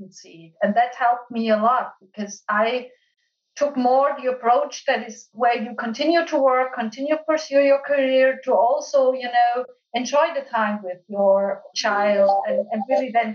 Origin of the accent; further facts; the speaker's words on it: Austria; my home country in Austria